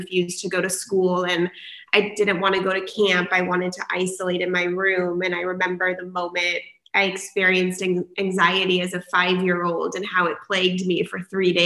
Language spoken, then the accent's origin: English; San Diego, California, United States; I am born and raised in San Diego